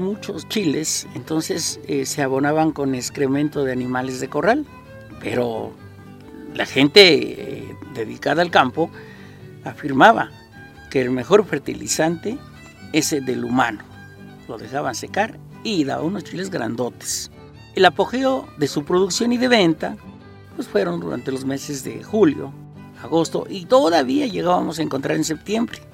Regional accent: Milpa Alta, Mexico City, Mexico; los que somos aquí de Imlipalta

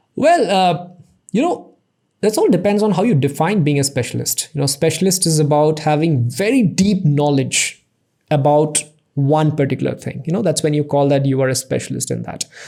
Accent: Assam, India; I was born and raised in Assam, you know, one small town out there

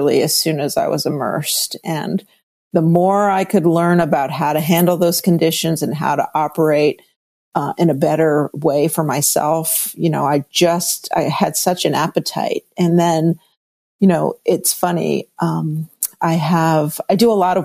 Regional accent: New York City, New York, United States; moved away; also born or lived in Northern California / San Francisco; I am a native New Yorker, but okay. I am a California girl. But I was born in New York City proper, Lenox Hill Hospital, 72nd and Park

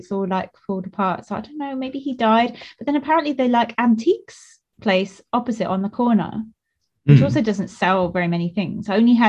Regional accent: Eastbourne, South East England, United Kingdom; So Old Town is a bit of Eastbourne near where we both come from.

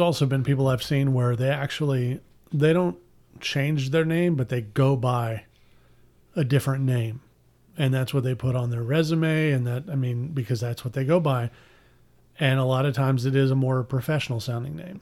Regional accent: Pasadena, Texas, United States; I grew up in Pasadena, but I was zoned for Deer Park schools

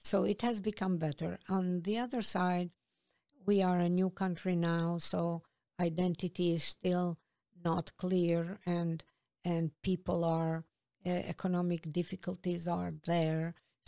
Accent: Peja, Kosovo; now in New York City, United States; I grew up in Peja.

